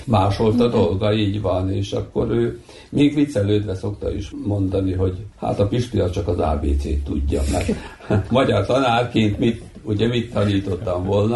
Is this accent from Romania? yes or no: no; Bački Monoštor, Vojvodina, Serbia; egy faluban születtünk, nőttünk, feljártunk iskolába, ismertük egymást kiskorunktól fogva